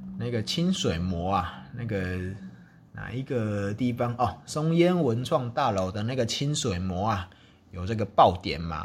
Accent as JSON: {"language": "Chinese", "region": "Taichung", "country": "Taiwan", "tie": "born or raised there", "said": "正好我的家乡之一的这个台中啊，就有一个精密的机械产业嘛"}